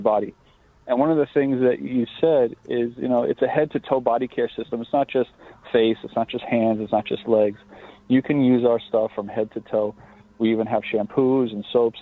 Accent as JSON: {"language": "English", "town": "Lake Grove", "region": "New York", "country": "United States", "tie": "born or raised there", "said": "I grew up in Lake Grove"}